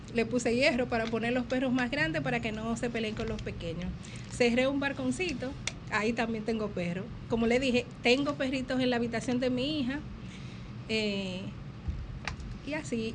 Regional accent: Villa Altagracia, San Cristóbal, Dominican Republic; de mi pueblo, Villa Altagracia

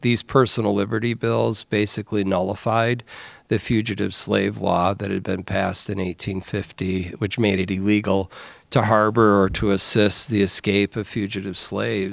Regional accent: Lansing, Michigan, United States; I grew up here in Lansing

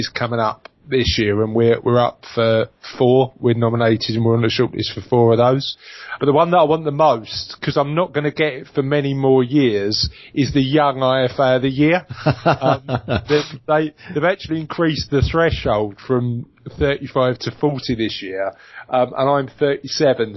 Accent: London, United Kingdom; now in Essex, United Kingdom; I come from East London, and like most people from East London, I've now live in Essex

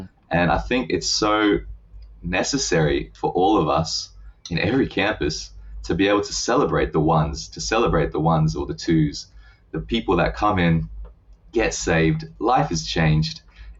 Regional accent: Japan; I just think over time, growing up in Japan just grows on you. Like the country, the culture, the people, it just grows on you.

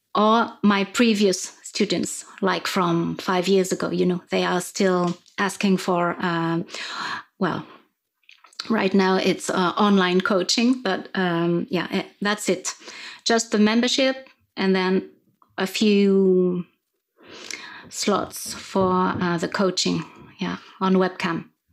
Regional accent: France; first language French; English is a second language; You can probably hear my accent. Um, I'm, I'm French

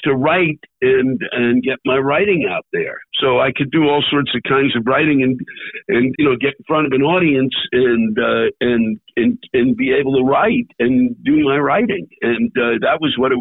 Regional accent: Silver Spring, Maryland, United States; moved away as an adult; also born or lived in Washington, D.C. / North Carolina; I was born in D.C., but I was raised in Silver Spring, Maryland, which is just outside of D.C., and went to school there.

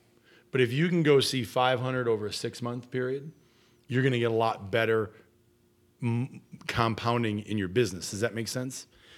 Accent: Iowa, United States; That's why I'm better, because I grew up in Iowa and I was a bow hunter.

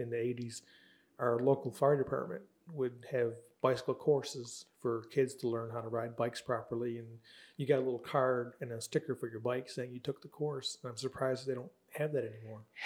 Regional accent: Buffalo, New York, United States; I'm from Buffalo

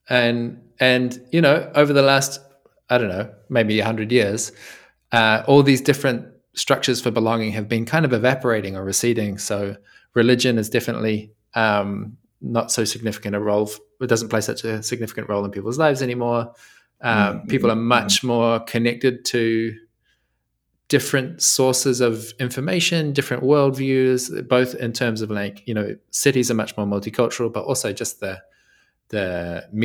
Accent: New Zealand; now in Italy; I'm from New Zealand, right? So that's the first thing. That's that's why my English is a little bit unfamiliar. Um, but I live in Italy now.

